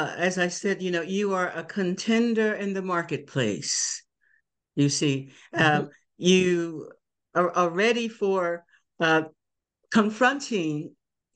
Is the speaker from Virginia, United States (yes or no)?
yes; Emporia, Virginia, United States; now in Delaware, United States; I'm from Emporia, Virginia